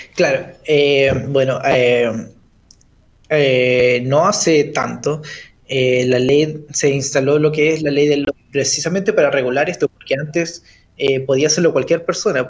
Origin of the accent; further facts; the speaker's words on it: Chile; como chilenos